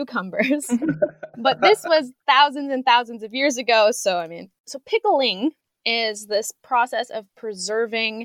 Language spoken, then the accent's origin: English; United States; now in Poland; as an American